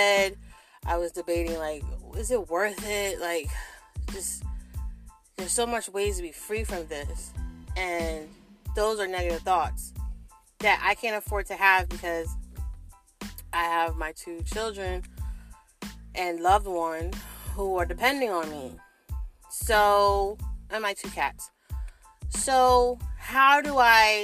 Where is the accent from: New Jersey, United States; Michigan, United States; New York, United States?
New Jersey, United States; I'm from South Jersey